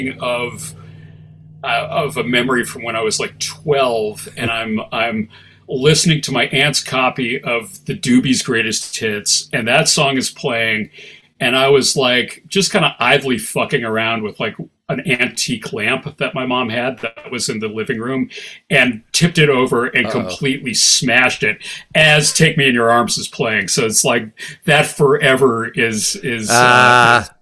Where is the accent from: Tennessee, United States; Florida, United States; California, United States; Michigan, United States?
Michigan, United States; Ann Arbor; I grew up in Ann Arbor, Michigan, with a hippie